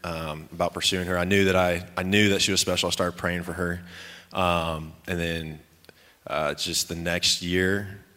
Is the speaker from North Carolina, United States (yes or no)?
no; Virginia, United States; moved away; also born or lived in Lubbock, Texas; I was born in Lubbock. But I lived most of my life on the East Coast in Virginia.